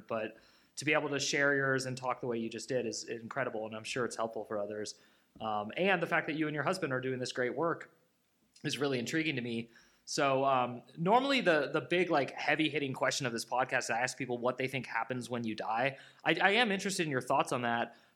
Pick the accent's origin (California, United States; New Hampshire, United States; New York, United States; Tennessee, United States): California, United States; Bay Area; I'm also not native to California, but that's where I grew up. So I'm from the Bay Area, so way north